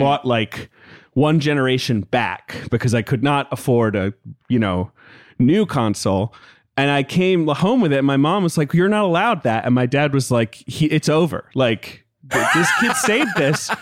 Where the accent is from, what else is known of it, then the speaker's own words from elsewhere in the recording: London, United Kingdom; I grew up in London